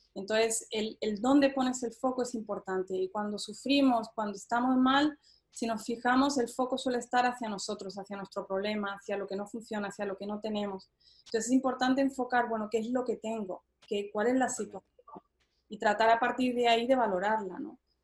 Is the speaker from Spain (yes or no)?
yes; Spain; moved away; also born or lived in Boston, United States; yo soy española